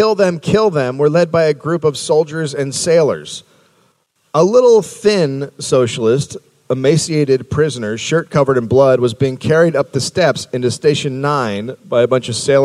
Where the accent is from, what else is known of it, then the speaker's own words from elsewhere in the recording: Bulgaria; I'm from Bulgaria. It sounds the same.